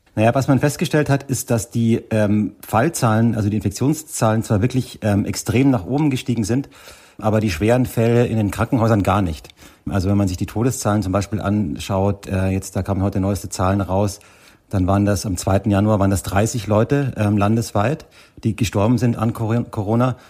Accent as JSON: {"language": "German", "country": "Germany", "moved": "yes", "lives_now": "South Africa", "said": "bei uns in Deutschland"}